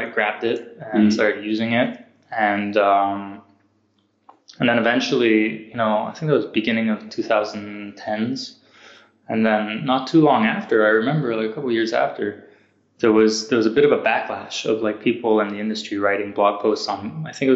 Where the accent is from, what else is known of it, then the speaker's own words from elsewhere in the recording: Canada; moved away; also born or lived in California, United States / Montreal, Canada; I'm not American, Canadian